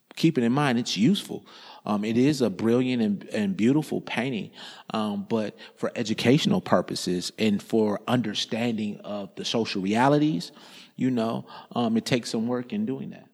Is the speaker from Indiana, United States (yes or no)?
yes; Indiana, United States; I grew up in Indiana